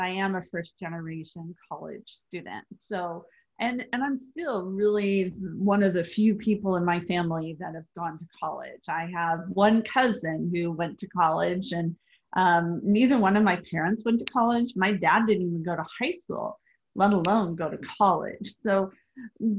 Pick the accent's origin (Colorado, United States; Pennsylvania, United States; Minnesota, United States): Colorado, United States; I grew up in Colorado